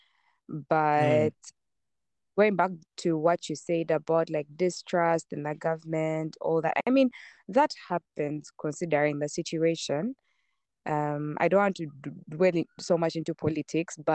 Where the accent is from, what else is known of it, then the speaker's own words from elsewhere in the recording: Uganda; Born and raised in Uganda